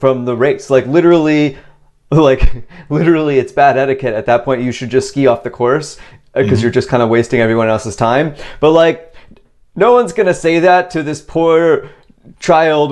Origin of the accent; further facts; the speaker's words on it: Virginia, United States; where I grew up in Virginia